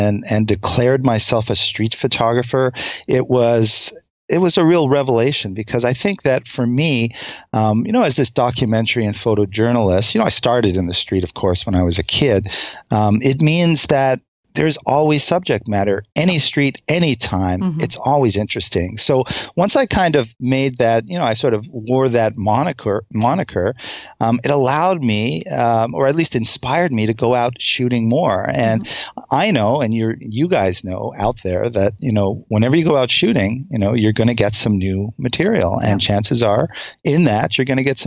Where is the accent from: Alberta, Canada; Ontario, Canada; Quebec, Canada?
Quebec, Canada; Montreal; moved away as an adult; now in United States; as a kid growing up in Montreal